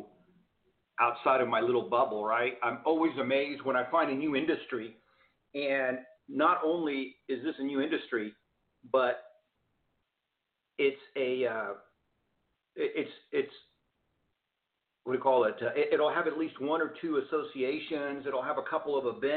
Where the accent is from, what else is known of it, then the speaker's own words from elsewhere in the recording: Houston, Texas, United States; now in Arizona, United States; I grew up in Houston, Texas